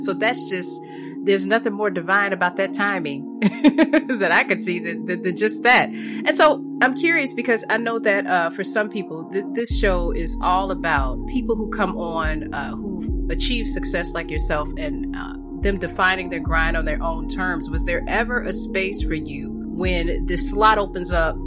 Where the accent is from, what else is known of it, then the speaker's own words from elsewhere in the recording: Chicago, Illinois, United States; now in Florida, United States; I'm from Chicago